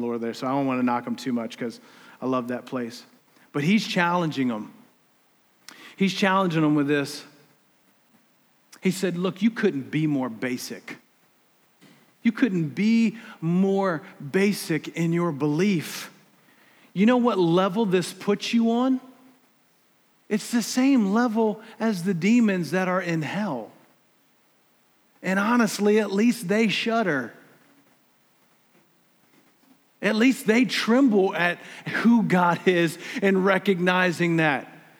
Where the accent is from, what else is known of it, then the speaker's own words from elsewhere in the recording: South Carolina, United States; I'm from South Carolina. Look, don't get me wrong. I love South Carolina, man.